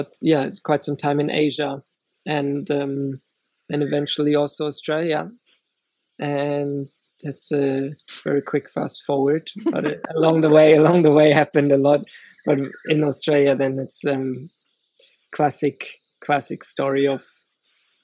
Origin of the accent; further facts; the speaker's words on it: Germany; moved away as an adult; I grew up in Germany and grew up with music